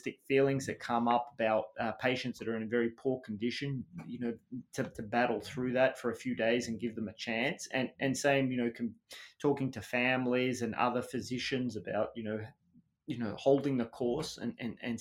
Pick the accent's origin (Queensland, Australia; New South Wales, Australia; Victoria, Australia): Victoria, Australia; Melbourne; moved away as an adult; also born or lived in United Kingdom; now in Boston, United States; So I was a Western suburbs kid in Melbourne, and I went out to school. So I went to the local primary school in a tiny suburb called Kealba